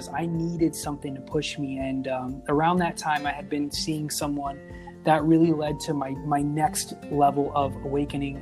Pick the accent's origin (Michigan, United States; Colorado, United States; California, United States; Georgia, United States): California, United States; Victorville; also born or lived in Apple Valley, California; I grew up in a small town. I was born in Apple Valley, California. I moved to Victorville when I was 9, which is literally the city over